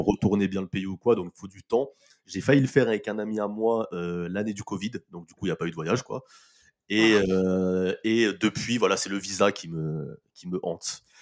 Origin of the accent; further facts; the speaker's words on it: Nanterre, Île-de-France, France; j'ai vécu euh, à Nanterre, donc qui est une, ville occupée de coup par euh, l'Algérie. Bah, voilà. Et, en, plus de ça, le, consulat algérien est à 5 minutes, à 5 de chez moi. Donc euh, tous les matins, en allant à l'école